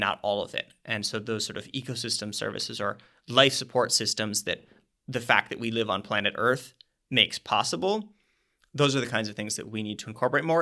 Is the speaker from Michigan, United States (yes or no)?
no; Minnesota, United States; I'm from Minnesota